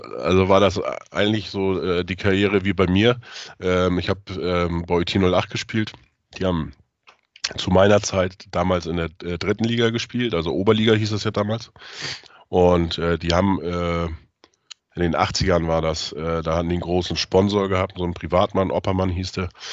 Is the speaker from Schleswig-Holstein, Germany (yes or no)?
yes; Neustadt in Holstein, Schleswig-Holstein, Germany; moved away; Meine Geburtsstadt ist Neustadt in Holstein.